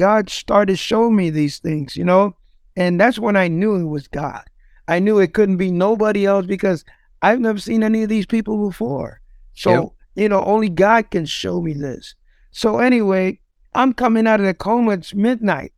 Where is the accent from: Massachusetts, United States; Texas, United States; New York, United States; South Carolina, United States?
New York, United States; New York City; moved away as an adult; now in Ohio, United States; I'm from the Bronx. I used to be involved in drugs, gangs, you know, the whole nine growing up.